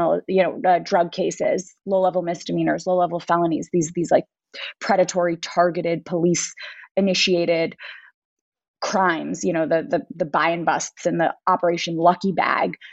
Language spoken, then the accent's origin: English; New York City, New York, United States; born or raised there